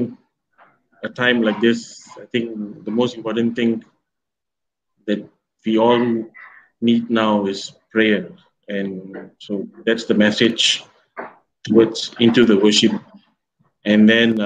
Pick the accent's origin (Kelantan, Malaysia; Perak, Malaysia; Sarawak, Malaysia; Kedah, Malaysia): Perak, Malaysia; Taiping; moved away; this Taiping is my hometown parish, so I'm back here